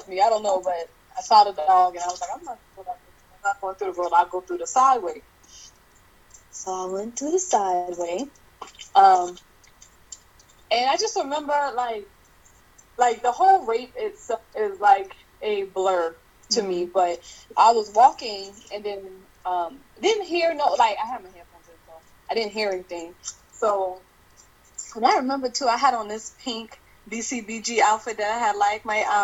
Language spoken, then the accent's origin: English; Charleston, South Carolina, United States; I'm from Charleston, South Carolina